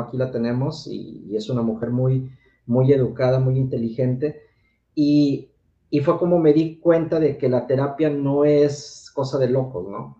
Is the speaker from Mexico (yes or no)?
yes; Mexico City, Mexico; soy originario del Distrito Federal, ahora México